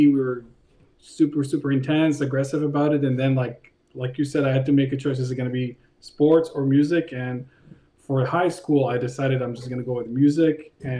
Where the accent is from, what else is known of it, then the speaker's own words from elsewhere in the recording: Israel; moved away as an adult; now in Los Angeles, United States; I grew up in Israel, as you said.